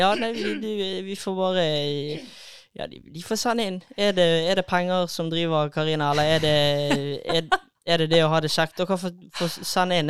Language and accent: Norwegian; Western Norway, Norway; jeg er jo vestlending